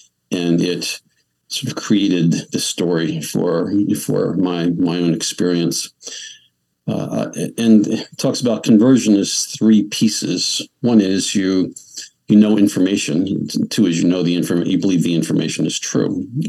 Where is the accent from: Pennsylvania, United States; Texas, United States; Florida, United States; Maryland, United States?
Pennsylvania, United States; I grew up, 4 miles from where I am presently.